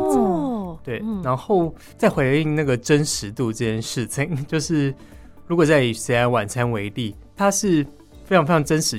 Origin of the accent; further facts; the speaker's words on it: Taipei, Taiwan; 我自己算在北投长大